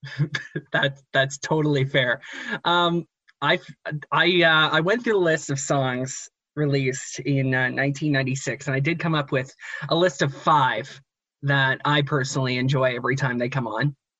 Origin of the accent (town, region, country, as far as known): Canada